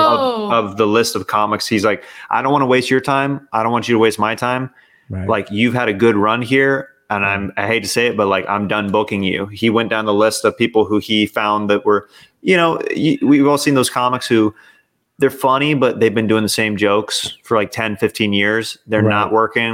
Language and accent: English; Kansas City, United States; I'm from Kansas City